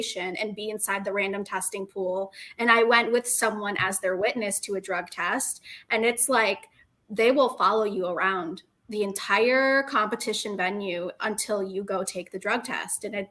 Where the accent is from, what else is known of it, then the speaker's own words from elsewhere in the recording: Detroit, Michigan, United States; I'm from the Detroit area